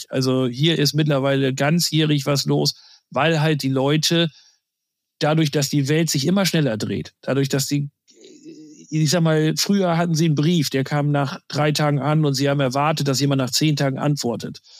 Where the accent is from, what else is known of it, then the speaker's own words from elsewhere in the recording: Lower Saxony, Germany; ich komme noch aus Friesland. Das ist jetzt kein Spaß.